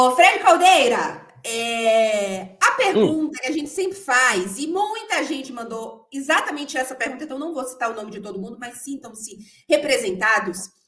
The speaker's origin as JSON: {"language": "Portuguese", "region": "Bahia", "country": "Brazil", "lives_now": "Italy", "said": "a parte Inter de Milão é a parte que eu moro na Itália, mas e a parte baiana, que eu sou baiana? Cadê a homenagem ao baiano?"}